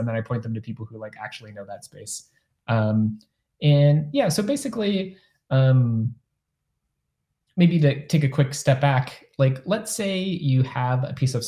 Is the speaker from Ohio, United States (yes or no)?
yes; Ohio, United States; moved away as an adult; also born or lived in Cleveland, Ohio; now in San Francisco Bay Area, United States; I grew up in the Midwest, largely in Ohio